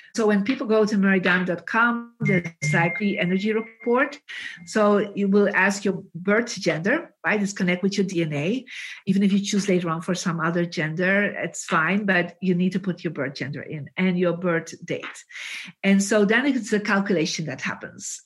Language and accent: English; Bruges, Flanders, Belgium; we are both from Bruges